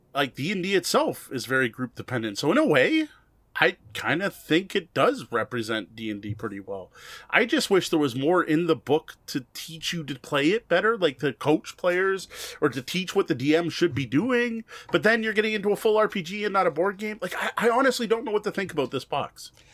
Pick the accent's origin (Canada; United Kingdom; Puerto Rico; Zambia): Canada; I'm Canadian